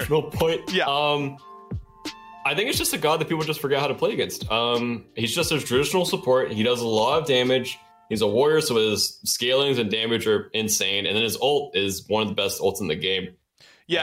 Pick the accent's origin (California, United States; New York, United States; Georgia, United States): Georgia, United States; Dallas; accent: thick Southern; I'm from Georgia